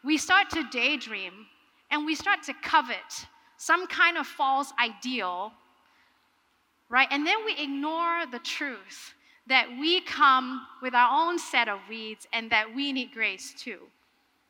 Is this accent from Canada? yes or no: no; Singapore; I am from Singapore